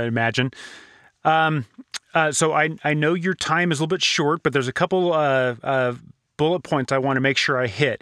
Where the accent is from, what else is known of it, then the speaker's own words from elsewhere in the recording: Southern California, United States; Growing up in Southern California, I was definitely exposed to Spanish